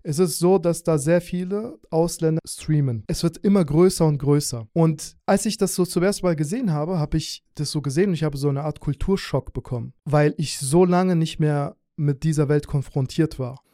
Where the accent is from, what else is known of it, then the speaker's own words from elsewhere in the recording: Hanau, Hesse, Germany; also born or lived in Azerbaijan / Schlüchtern, Hesse; Ich habe dann in Hanau meine Jugend verbracht